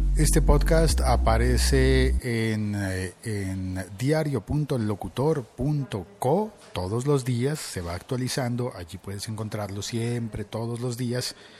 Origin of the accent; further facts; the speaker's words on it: Colombia; also born or lived in Bogotá; vivo en Bogotá, Colombia y como buen colombiano me gusta el tinto